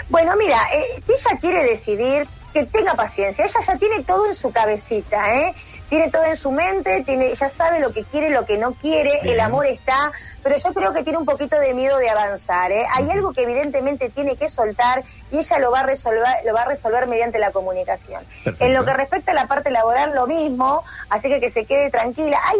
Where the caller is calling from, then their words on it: Remedios de Escalada, Buenos Aires Province, Argentina; Soy … de Remedios de Escalada.